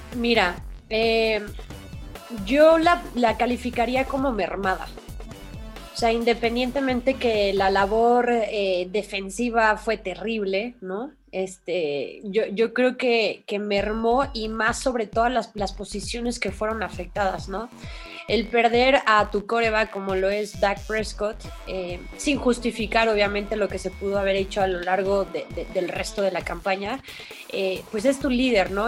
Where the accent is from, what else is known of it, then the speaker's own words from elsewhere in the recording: Mexico; en nuestro país, en México